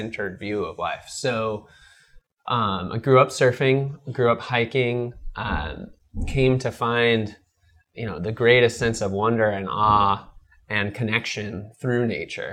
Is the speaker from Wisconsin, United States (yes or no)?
no; Costa Mesa, California, United States; also born or lived in Upland, California / Berkeley, California / San Diego, California; I was born in Southern California in Upland near my family's apple ranch in San Bernardino